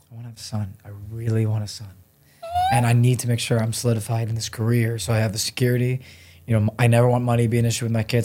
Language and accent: English; Solon, Ohio, United States; moved away as an adult; now in Los Angeles, United States; I grew up in Solon